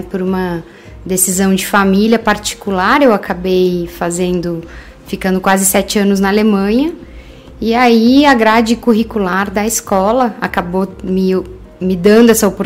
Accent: Curitiba, Paraná, Brazil; accent: Curitiba; Sim, sou de Curitiba. E engraçado, meu curitibês já, já foi por água abaixo

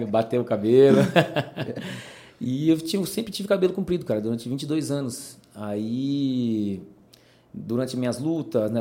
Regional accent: Salto, São Paulo, Brazil; also born or lived in Paraná; eu vim pequeno, pequeno para Salto, né? É, me estabeleci aqui.

